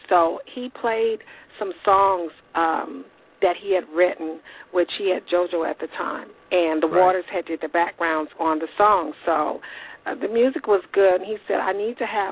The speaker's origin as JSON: {"language": "English", "town": "Detroit", "region": "Michigan", "country": "United States", "moved": "yes", "said": "I'm from the Motor City, so mm-hmm. I came from a part where it's like kind of conservative"}